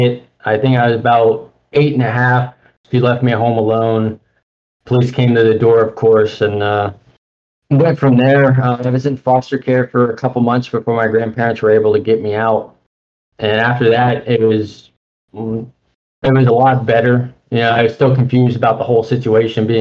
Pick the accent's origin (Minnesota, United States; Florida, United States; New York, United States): Florida, United States; Tallahassee; also born or lived in Tampa, Florida; I was originally born in Tampa, Florida. My mom had gone to prison, and I was adopted by my grandparents, who brought me up to Tallahassee. Currently, I'm living in Tallahassee